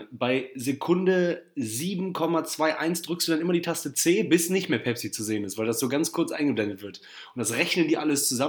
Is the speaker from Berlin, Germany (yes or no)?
no; Barmen, North Rhine-Westphalia, Germany; ich war in Barmen, ne, wo ich groß geworden bin, und es ist, ja so, am, ja, ist ja so am See.